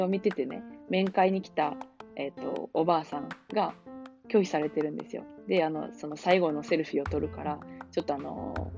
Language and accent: Japanese; Kansai, Japan; 関西人としては